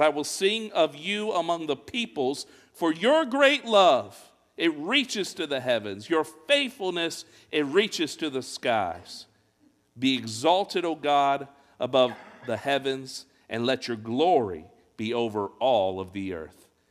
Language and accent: English; Fort Wayne, Indiana, United States; I grew up in Fort Wayne, Indiana